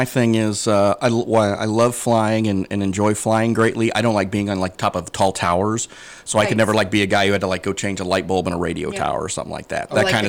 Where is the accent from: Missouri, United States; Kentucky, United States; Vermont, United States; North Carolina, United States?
Missouri, United States; Northeast; moved away as an adult; also born or lived in Hannibal, Missouri; now in Quincy, United States; I'm from Northeast Missouri.